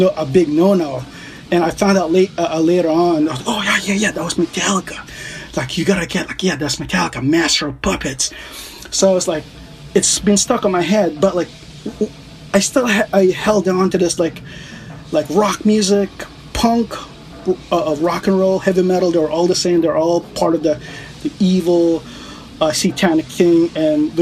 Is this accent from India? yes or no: no; Philippines; also born or lived in New York City; now in United States; my background as like a Filipino